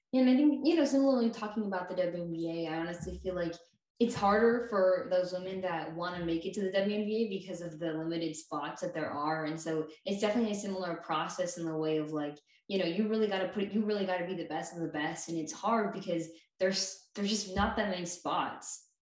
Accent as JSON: {"language": "English", "area": "Bay Area", "region": "California", "country": "United States", "said": "I'm from the Bay Area"}